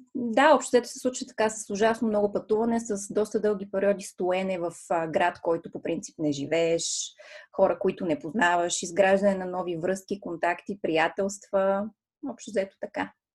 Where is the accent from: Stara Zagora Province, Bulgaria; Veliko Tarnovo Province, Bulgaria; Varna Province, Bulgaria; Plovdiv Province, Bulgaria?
Plovdiv Province, Bulgaria; Plovdiv; една от големите школи по балет в Пловдив, откъдето съм аз родом